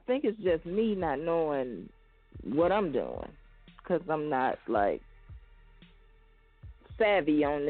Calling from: Chicago, Illinois, United States; I'm calling from Chicago.

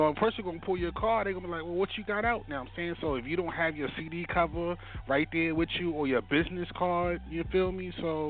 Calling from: Baltimore, Maryland, United States; I'm calling from Baltimore, Maryland, East Side, Zone 18.

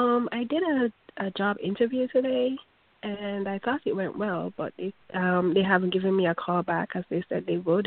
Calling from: New York City, New York, United States; I'm calling from New York City.

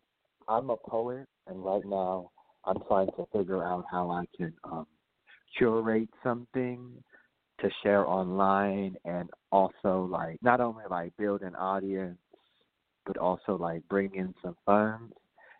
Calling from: New Orleans, Louisiana, United States; also born or lived in Minneapolis, Minnesota; I'm calling from New Orleans, but my phone number is a Minnesota, Minneapolis phone number.

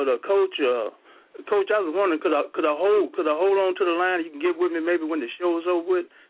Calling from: Monroe, Louisiana, United States; I'm calling from Monroe, Louisiana.

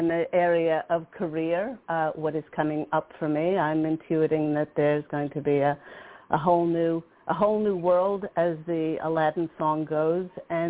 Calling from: Florida, United States; I'm calling from Florida.

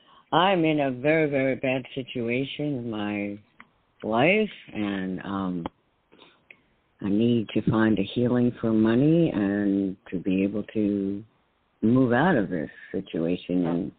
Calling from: New York, United States; in New York.

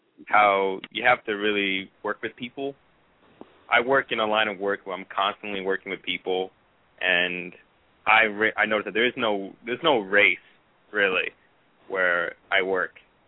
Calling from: Columbia, United States; I'm calling from Columbia.

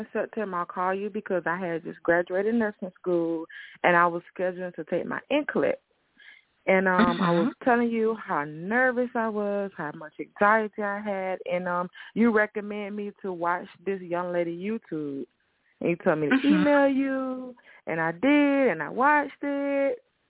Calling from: Tallahassee, Florida, United States; Yes, Tallahassee, Florida. Yes, ma'am.

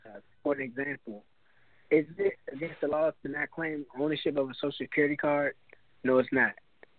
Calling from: Washington, District of Columbia, United States; I'm calling from Washington, D.C.

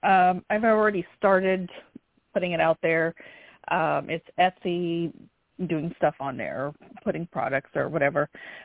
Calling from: North Carolina, United States; I'm calling from North Carolina.

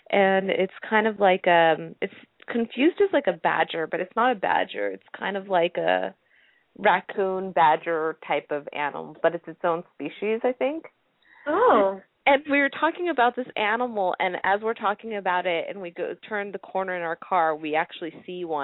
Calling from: Japan; Yeah, I'm calling from Japan, so I don't know if that has any effect since we're on the internet.

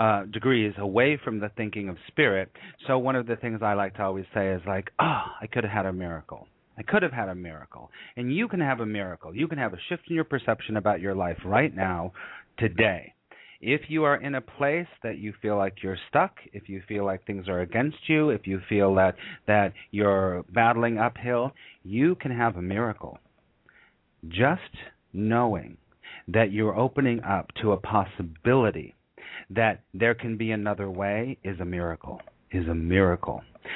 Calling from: New York City, New York, United States; And I'm calling you from New York City.

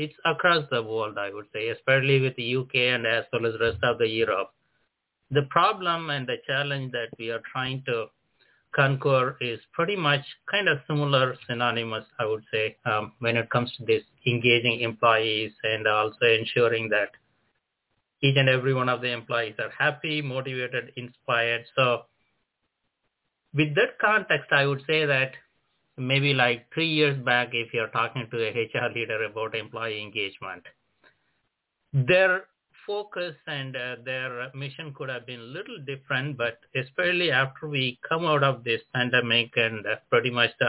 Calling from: San Francisco, California, United States; So, Andy, I'm dialing in from San Francisco. Actually, this is in California, Silicon Valley, so no need further introduction.

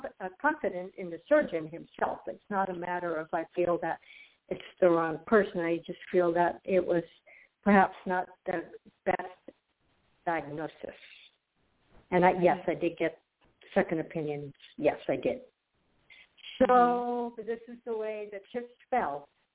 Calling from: Florida, United States; I'm calling from Florida.

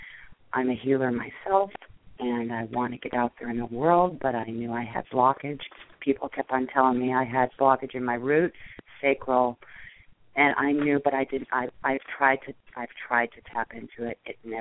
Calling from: Seattle, Washington, United States; I'm calling from Seattle.

